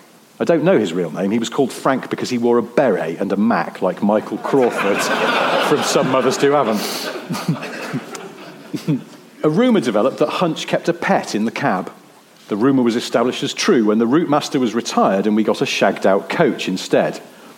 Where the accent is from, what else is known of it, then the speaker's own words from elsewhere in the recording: East of England, United Kingdom; I grew up in Suffolk, and from 1979 had to use the school bus service to take me to upper school.